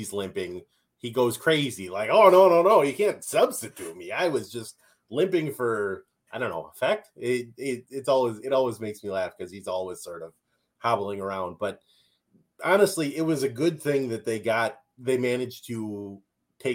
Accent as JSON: {"language": "English", "region": "Minnesota", "country": "United States", "accent": "Minnesotan", "said": "I'm from Minnesota and I have a Minnesotan accent"}